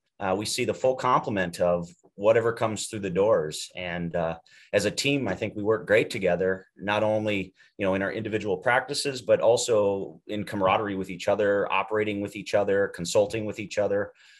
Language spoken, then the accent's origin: English; Iowa, United States; We came from Iowa and did all of our education there.